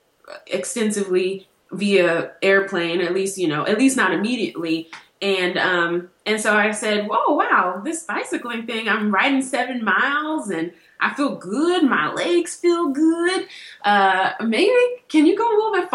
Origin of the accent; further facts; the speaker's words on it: Los Angeles, California, United States; moved away as an adult; also born or lived in New York / Columbia, Missouri; now in Indiana, United States; I grew up in California. After I left Los Angeles to go to college in New York